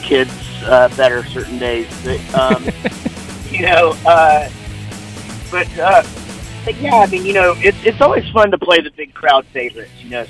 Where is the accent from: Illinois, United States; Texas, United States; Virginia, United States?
Texas, United States; Wichita Falls; I'm from Wichita Falls, Texas